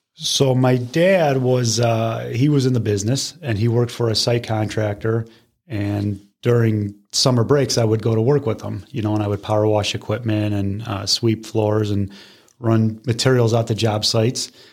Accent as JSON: {"language": "English", "town": "Parma", "region": "Ohio", "country": "United States", "tie": "born or raised there", "lives_now": "Brecksville, United States", "said": "I grew up in uh, Parma, born and raised"}